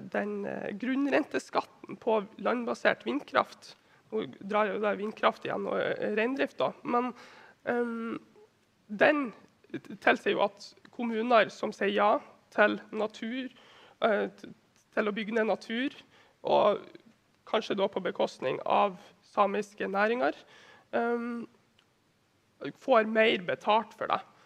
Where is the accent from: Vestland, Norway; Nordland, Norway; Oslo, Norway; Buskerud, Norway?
Nordland, Norway; Vefsn; Nå kommer jeg fra Vefsn kommune i Nordland.